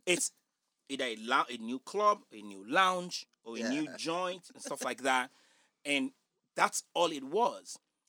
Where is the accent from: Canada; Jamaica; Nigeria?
Nigeria; accent: Nigerian; now in United States; my Nigerian accent.